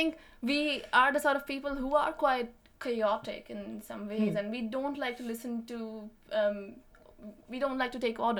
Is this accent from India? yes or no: yes; Punjab, India; this person is as much as an Indian as I am, as a Punjabi.